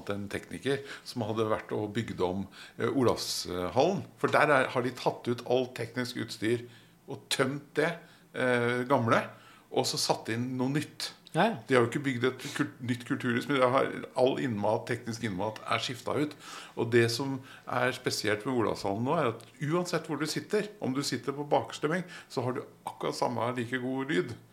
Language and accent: Norwegian; Oslo, Norway; moved away; Jeg er jo fra Marienlyst i Oslo